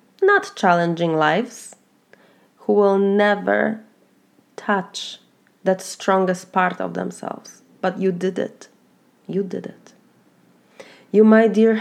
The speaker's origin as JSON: {"language": "English", "country": "Poland", "moved": "as an adult", "lives_now": "Florida, United States", "said": "I'm originally from Poland. I have been a first generation immigrant for 17 years now. I have immigrated from Poland to the US. And now I live in Florida"}